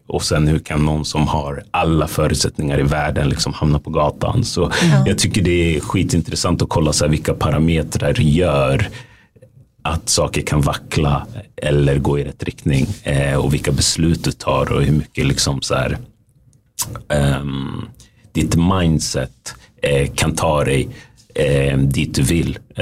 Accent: Västerås, Västmanland, Sweden; moved away as an adult; also born or lived in United States; now in Stockholm, Sweden; jag är ju född och uppvuxen i Sverige

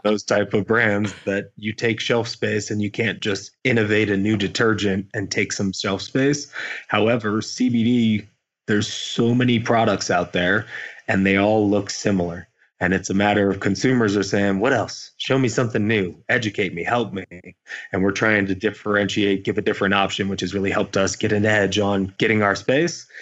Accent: Indiana, United States; moved away; Growing up in Indiana

